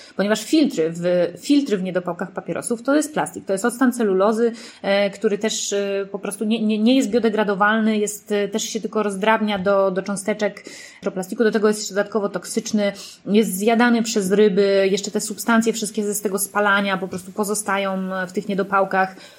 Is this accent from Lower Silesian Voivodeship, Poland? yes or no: no; Warsaw, Masovian Voivodeship, Poland; ja jestem z Warszawy